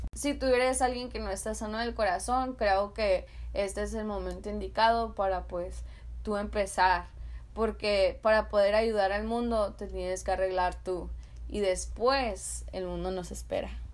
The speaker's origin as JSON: {"language": "Spanish", "town": "San Luis", "region": "Arizona", "country": "United States", "said": "yo soy de una ciudad muy chica, soy de un border town, soy de San Luis, Arizona"}